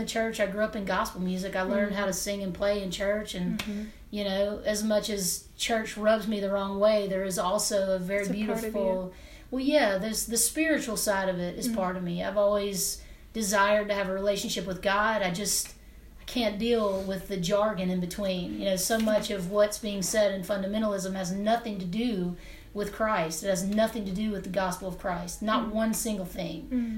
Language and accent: English; Hernando, Mississippi, United States; I'm from Northwest Mississippi, right outside of Memphis, Tennessee. My parents still live in Hernando, where I'm from.